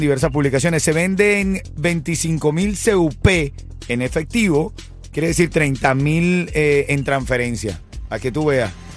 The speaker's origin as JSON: {"language": "Spanish", "country": "Venezuela", "moved": "yes", "lives_now": "Miami, United States", "said": "un venezolano que vino buscando seguir haciendo su sueño realidad"}